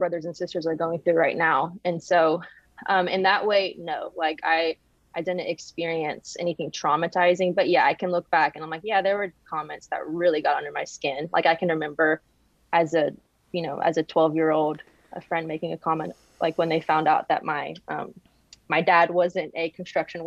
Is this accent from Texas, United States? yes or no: no; Jackson, Mississippi, United States; moved away as an adult; Jackson, Mississippi